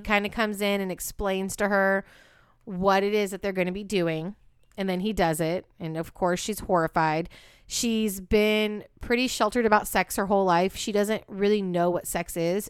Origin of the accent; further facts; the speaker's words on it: Walnut Creek, California, United States; also born or lived in Antioch, California; the town that B and I met in and grew up in, Walnut Creek